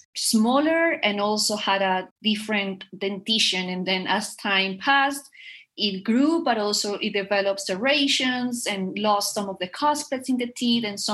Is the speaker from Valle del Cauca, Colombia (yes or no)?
no; Bogotá, Bogotá Capital District, Colombia; I am from Colombia. And I am from Bogota, which is the capital city.